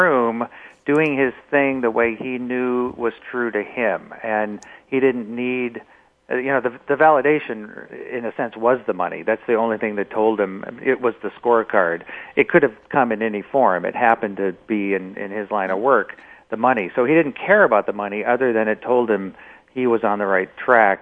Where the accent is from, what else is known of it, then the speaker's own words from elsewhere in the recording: Omaha, Nebraska, United States; It was a very classic Midwestern upbringing. I joke about the fact that my great-grandfather's name was Ernest and his brother's name was Frank. So I come from Frank and Ernest in Omaha, Nebraska